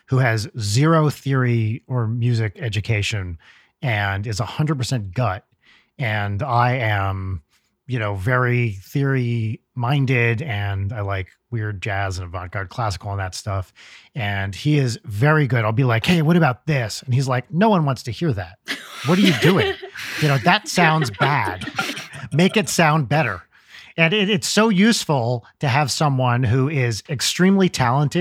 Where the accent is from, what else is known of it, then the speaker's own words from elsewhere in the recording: New Jersey, United States; when I was growing up in Jersey